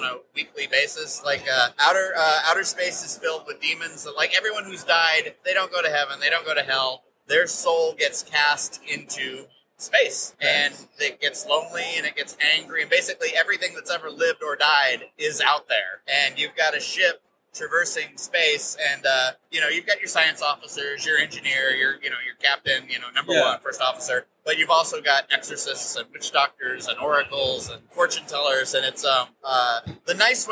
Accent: United States; as an American

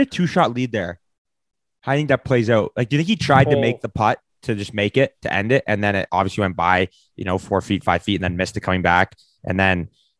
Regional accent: Canada; But we are Canadian.

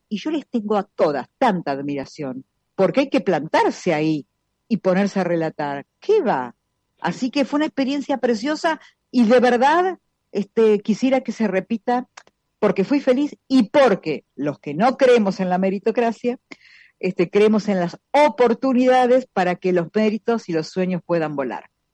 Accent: La Plata, Buenos Aires Province, Argentina; soy de La Plata

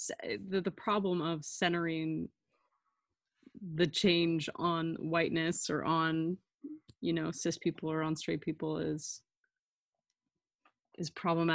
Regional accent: Northern California, United States; moved away; I was raised in NorCal

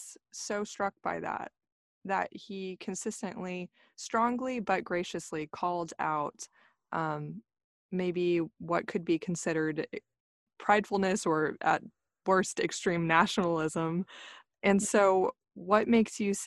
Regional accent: the South, United States; I grew up in the South

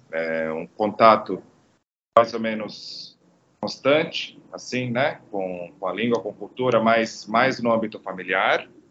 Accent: Croatian coast, Croatia; Portuguese is a second language; moved away as an adult; now in Brazil; no litoral, que é a região onde, onde eu nasci, é, que se fala bastante italiano

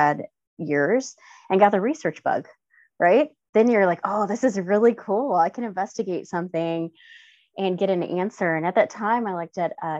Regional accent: Gary, Indiana, United States; I grew up in Gary, Indiana, which is a pretty underserved

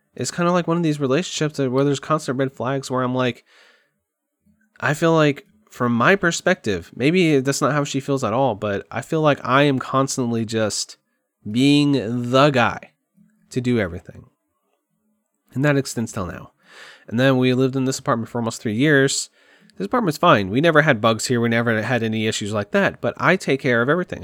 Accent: Kerrville, Texas, United States; moved away as an adult; I moved back to Kerrville, my hometown. Literally the town I've probably been in the most in my entire life. I went to middle school there, high school there

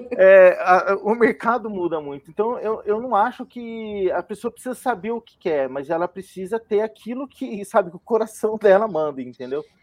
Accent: Campinas, São Paulo, Brazil; moved away as an adult; now in São Paulo, Brazil; Eu sou de Campinas, sou da terra aí do, da maioria das pessoas que estão aqui hoje.

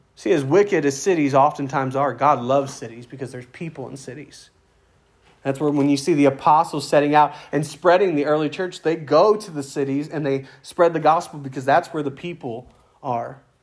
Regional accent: United States; now in Brant Lake, United States; I'm an American. I'm proud to be an American.

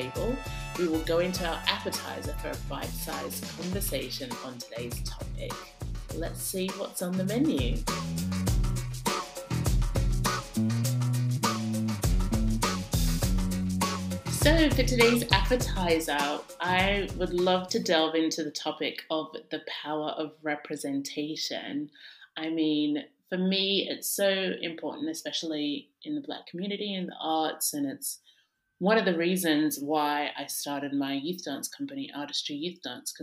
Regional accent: Australia; I grew up in Australia.

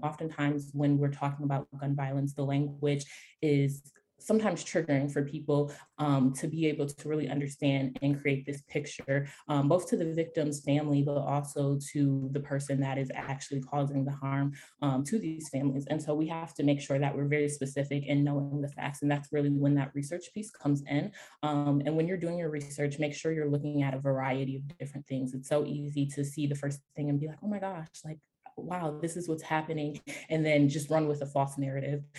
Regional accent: Rochester, New York, United States; my hometown, Rochester, New York

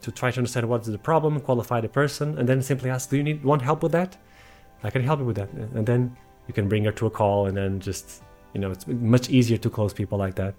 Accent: Portugal; I'm from Portugal

